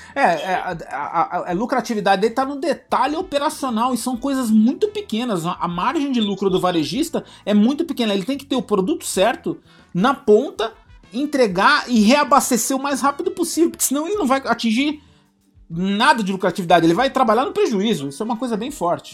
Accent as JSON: {"language": "Portuguese", "country": "Brazil", "said": "nós, como brasileiros"}